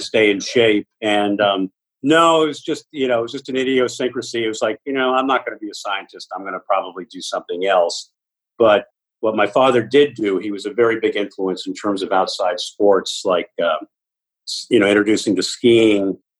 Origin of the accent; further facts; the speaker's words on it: Lincoln, Massachusetts, United States; I grew up in a town called Lincoln, Massachusetts